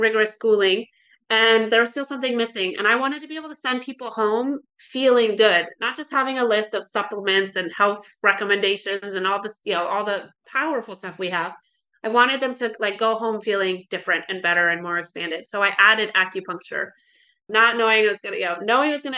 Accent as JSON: {"language": "English", "region": "Alaska", "country": "United States", "tie": "born or raised there", "also_born_or_lived": "Oregon", "moved": "as an adult", "said": "I grew up in Alaska, really loved Alaska"}